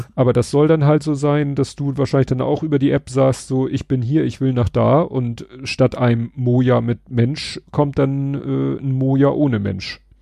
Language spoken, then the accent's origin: German; Hamburg, Germany; ich bin Hamburger oder wir sind alle Hamburger